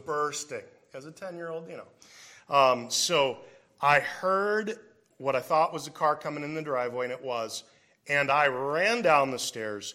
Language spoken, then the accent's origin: English; Davenport, Iowa, United States; I grew up in Davenport, Iowa